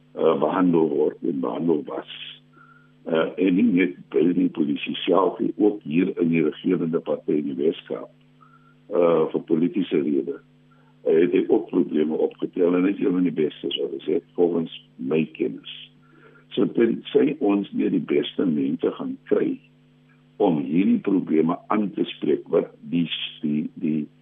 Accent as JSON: {"language": "Afrikaans", "country": "South Africa", "said": "ons as Suid-Afrikaners"}